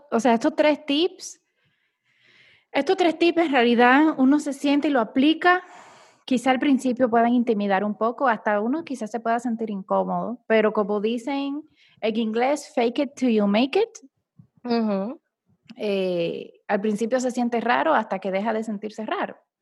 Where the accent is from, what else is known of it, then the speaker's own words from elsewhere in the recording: Dominican Republic; now in Panama; yo soy dominicana viviendo en Panamá